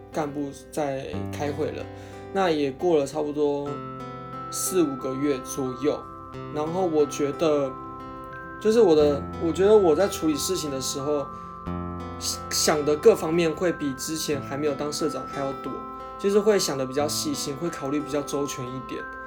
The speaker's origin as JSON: {"language": "Chinese", "town": "Hsinchu", "country": "Taiwan", "said": "我人是在新竹的，因为我是新竹人嘛"}